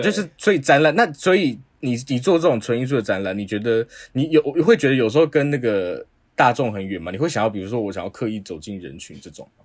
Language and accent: Chinese; Taipei, Taiwan; 我们都是台北人